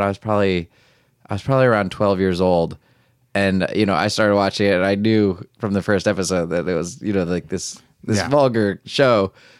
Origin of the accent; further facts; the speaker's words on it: Macungie, Pennsylvania, United States; moved away as an adult; now in New York, United States; I'm from Macungie, Pennsylvania, originally, which is near Allentown. It's okay. Like an hour north of Philadelphia. So, yeah, I grew up there. I went to Penn State University, then moved to New York